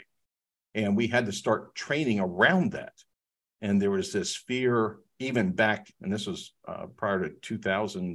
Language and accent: English; Research Triangle Park, North Carolina, United States; I've been privileged to live here and grow up here